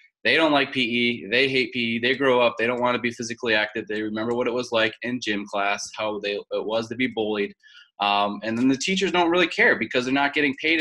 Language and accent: English; Tonawanda, New York, United States; moved away as an adult; also born or lived in Wilmington, North Carolina; I'm from Tonawanda, New York, which is north of Buffalo, in between Niagara Falls and Buffalo. Grew up right next to the Niagara River, actually.